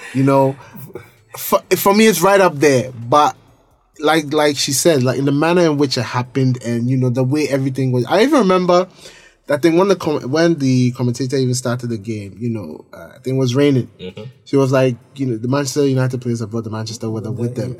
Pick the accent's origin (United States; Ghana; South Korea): Ghana; we're all Ghanaian